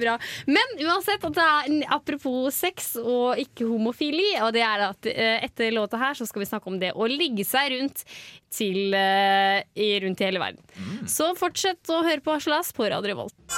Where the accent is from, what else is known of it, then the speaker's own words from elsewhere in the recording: Vestfold, Norway; Jeg er ikke fra Gudbrandsdalen, jeg er fra eh, Vestfold.